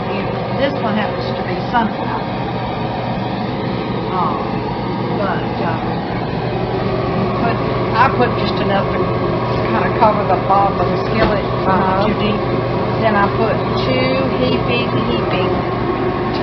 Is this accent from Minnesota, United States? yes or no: no; North Louisiana, United States; we're not from South Louisiana, we're from North Louisiana, or central to north